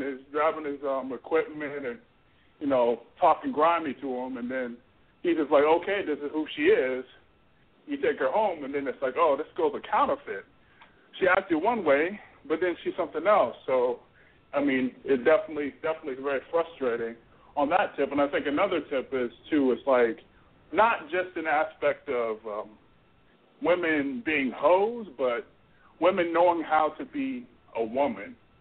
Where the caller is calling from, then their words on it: Florida, United States; I'm calling from Florida